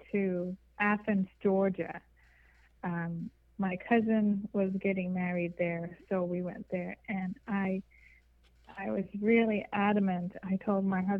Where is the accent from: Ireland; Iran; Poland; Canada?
Iran; moved away as an adult; also born or lived in Hollywood; now in United States; I'm Persian. I was born and raised in Iran